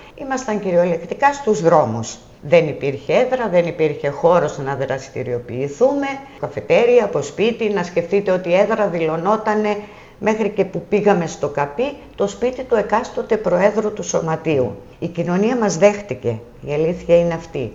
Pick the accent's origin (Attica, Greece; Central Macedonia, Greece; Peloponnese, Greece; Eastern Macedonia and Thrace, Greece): Eastern Macedonia and Thrace, Greece; Soufli; moved away as an adult; now in Tinos, Greece; η καταγωγή μου είναι από το Σουφλί Εύρου